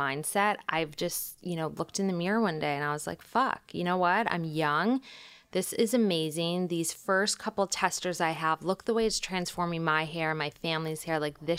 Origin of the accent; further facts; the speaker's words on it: Michigan, United States; I'm from Michigan. I knew I wanted to leave. I went to school in New York